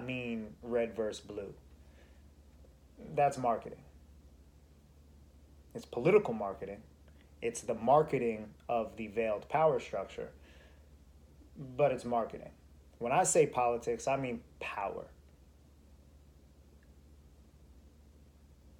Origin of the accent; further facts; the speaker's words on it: United States; As an American